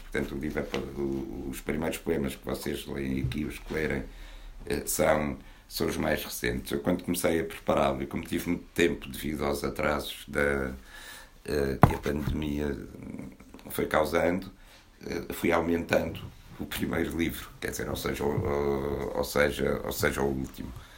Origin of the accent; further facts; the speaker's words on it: Porto, Norte, Portugal; moved away; also born or lived in Arles / Abrantes; a minha terra natal, embora a natal verdadeira seja o Porto